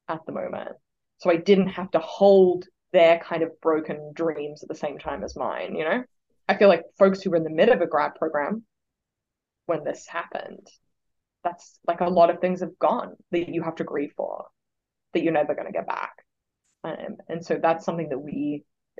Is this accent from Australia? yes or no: yes; Australia; moved away as an adult; now in Oxford, United States